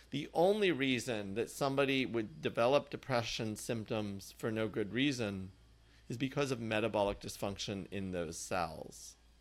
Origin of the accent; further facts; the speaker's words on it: Indiana, United States; moved away; also born or lived in Massachusetts; growing up in Indiana